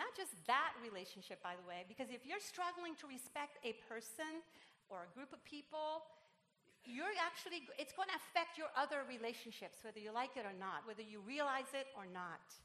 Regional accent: Puerto Rico; English is a second language; now in Irvine, United States; I'm Puerto Rican

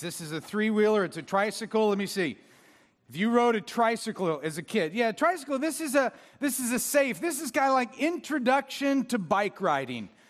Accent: Orange, California, United States; also born or lived in Villa Park; I grew up in Orange

